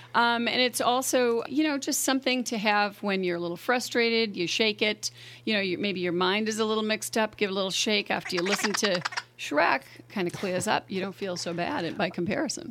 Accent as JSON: {"language": "English", "town": "Boston", "region": "Massachusetts", "country": "United States", "tie": "born or raised there", "moved": "as an adult", "lives_now": "St. Helena, United States", "said": "I was born in Boston"}